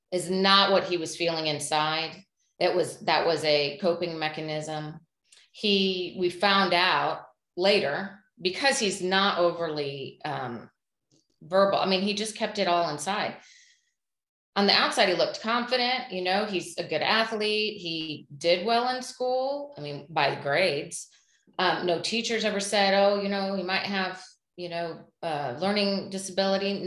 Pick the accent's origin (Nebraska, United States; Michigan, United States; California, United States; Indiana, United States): Indiana, United States; we live in the Midwest. We're from Indiana